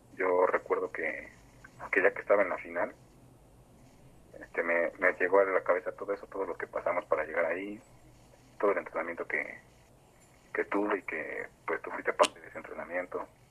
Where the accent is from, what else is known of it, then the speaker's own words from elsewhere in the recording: State of Mexico, Mexico; soy este, un freestyler del Estado de México